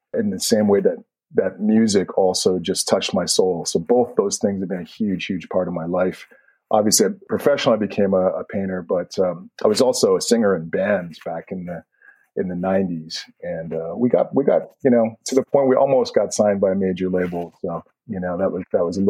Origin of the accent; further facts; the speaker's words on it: Edmonton, Alberta, Canada; moved away as an adult; now in New York, United States; growing up in Canada. The fact that I was in Edmonton, Canada, it was really long winters